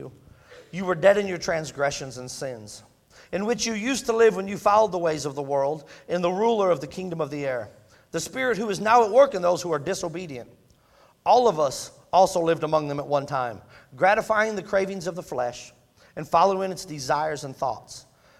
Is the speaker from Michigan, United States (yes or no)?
yes; Michigan, United States; I'm a Yankee, in case you didn't know that, I'm from Michigan. And that's just what we did growing up